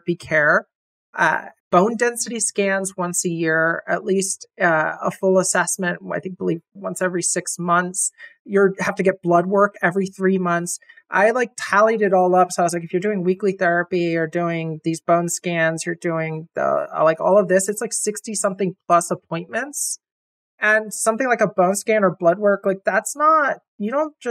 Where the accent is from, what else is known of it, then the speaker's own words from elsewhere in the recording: Florida, United States; moved away; I'm originally from Florida, born and raised there, went to college there